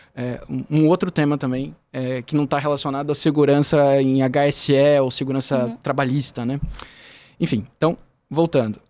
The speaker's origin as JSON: {"language": "Portuguese", "town": "Curitiba", "region": "Paraná", "country": "Brazil", "tie": "born or raised there", "moved": "as an adult", "lives_now": "São Paulo, Brazil", "said": "eu sou de Curitiba, sou natural de Curitiba"}